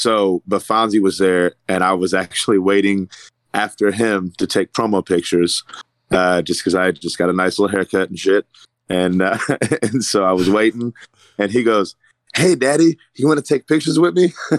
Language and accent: English; Louisville, Kentucky, United States; I'm not from Indy. I'm actually from Louisville